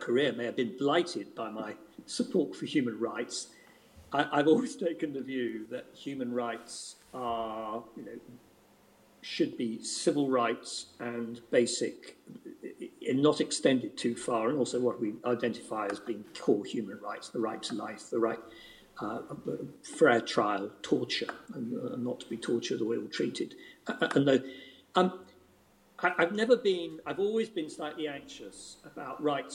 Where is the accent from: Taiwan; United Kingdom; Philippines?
United Kingdom; England; as a English resident of the United Kingdom